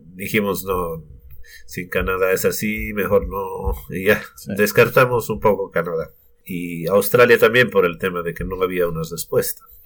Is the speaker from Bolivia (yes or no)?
yes; Sucre, Chuquisaca, Bolivia; moved away as an adult; now in New Zealand; yo soy de Bolivia, de la capital, que es Sucre. De allá somos con mi familia. Mm, hemos estado viviendo allá siempre.